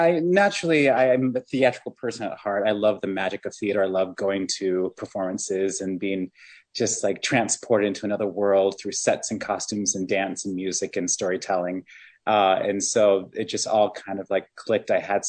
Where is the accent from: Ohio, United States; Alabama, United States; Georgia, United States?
Ohio, United States; also born or lived in Michigan; I'm a Midwesterner. I grew up in Ohio and Michigan. My parents moved around a lot.